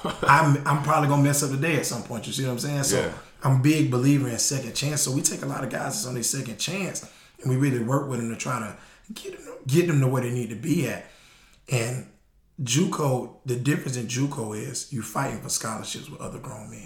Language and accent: English; Florida, United States; I'm from Florida